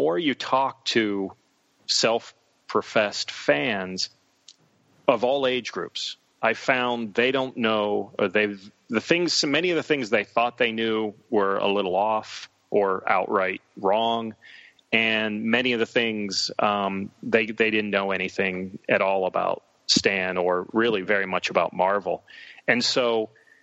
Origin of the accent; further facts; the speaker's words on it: Western Pennsylvania near Pittsburgh, United States; I was a poor kid growing up in Western Pennsylvania near Pittsburgh.